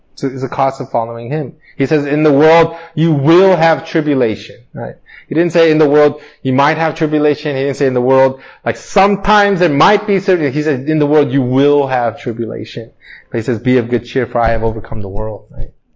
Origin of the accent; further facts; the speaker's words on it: Torrance, California, United States; I grew up in Torrance